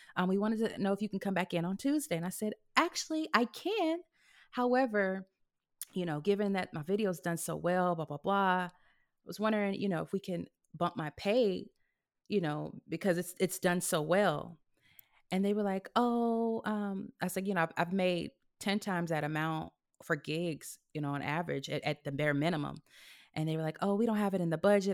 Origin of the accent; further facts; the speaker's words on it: California, United States; also born or lived in Houston; now in Los Angeles, United States; I came from Houston, even though I'm from California